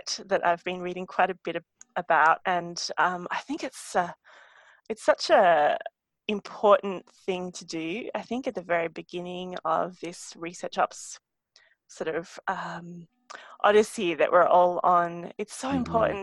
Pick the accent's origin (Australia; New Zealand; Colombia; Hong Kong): Australia; as an Australian